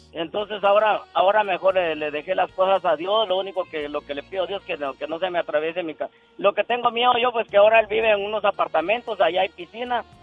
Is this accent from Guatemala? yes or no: yes; Guatemala; moved away; Yo soy de Guatemala